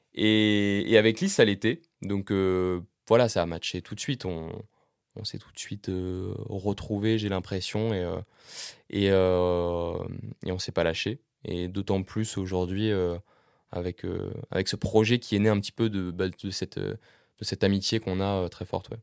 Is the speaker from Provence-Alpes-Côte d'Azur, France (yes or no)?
no; Caen, Normandy, France; j'ai grandi à Caen, en Normandie, dans la région de Caen